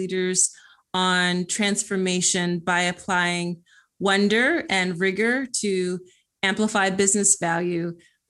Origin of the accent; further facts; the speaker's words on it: Philadelphia, Pennsylvania, United States; I am from Philly.